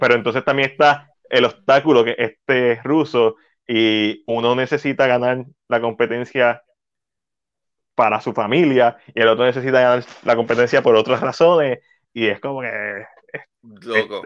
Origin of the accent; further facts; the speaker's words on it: Puerto Rico; accent: Boricua; es bien en boricua